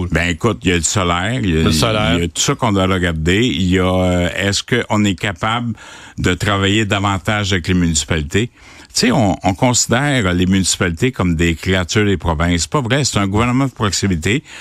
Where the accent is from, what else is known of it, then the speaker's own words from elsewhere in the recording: Quebec, Canada; Je suis dans la région, là, je suis de la Drummond, je me suis promené, je m'en vais, j'ai fait Québec et puis Trois-Rivières, je m'en vais au Saguenay